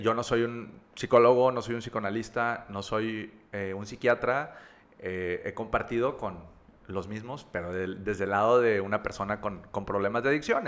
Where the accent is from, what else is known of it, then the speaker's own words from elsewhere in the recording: Monterrey, Nuevo León, Mexico; also born or lived in Campeche / Veracruz; nací aquí en Monterrey, en la, en la ciudad de Monterrey. Eh, yo soy de Las Brisas